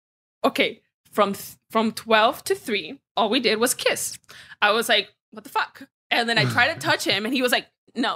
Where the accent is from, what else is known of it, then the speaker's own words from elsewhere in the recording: Venezuela; I am from Venezuela